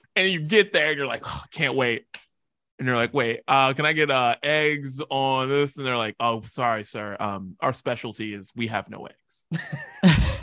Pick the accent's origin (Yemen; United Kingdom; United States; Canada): United States; West Virginia; I'm from West Virginia